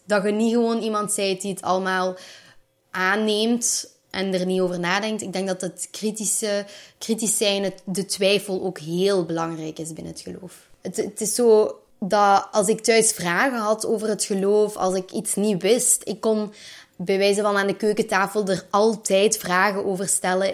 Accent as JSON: {"language": "Dutch", "area": "Limburg", "region": "Flanders", "country": "Belgium", "tie": "born or raised there", "said": "ik ben opgegroeid in Limburg in een heel klein dorpje, Kouwelil"}